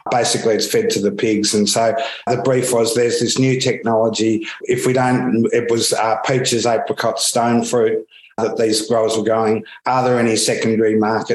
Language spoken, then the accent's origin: English; Australia; accent: Australian; moved away as an adult; now in London, United Kingdom; You can probably pick up already from my accent that I'm Australian. I've been here 11 years